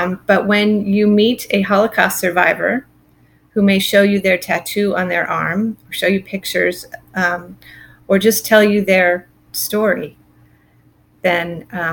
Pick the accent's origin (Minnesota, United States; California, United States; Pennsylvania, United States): California, United States; Silicon Valley; I grew up in California, in the Silicon Valley